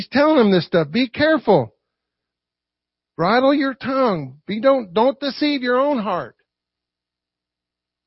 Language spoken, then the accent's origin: English; Louisville, Kentucky, United States; in my hometown, Louisville, Kentucky